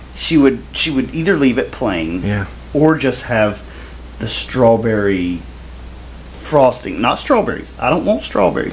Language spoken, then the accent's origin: English; the South, United States; I am from the South. My mom is from Knoxville, Tennessee